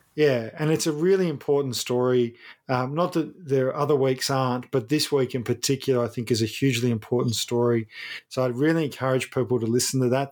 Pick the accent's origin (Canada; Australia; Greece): Australia; Ballarat, Victoria; moved away; My hometown of Ballarat, where my family lives